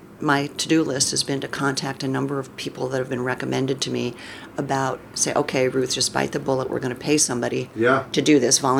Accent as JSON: {"language": "English", "town": "Middletown", "region": "Connecticut", "country": "United States", "tie": "born there", "also_born_or_lived": "upstate New York / D.C. area / Illinois / Bay Area", "lives_now": "Ashland, United States", "said": "Well, I was born on the East Coast."}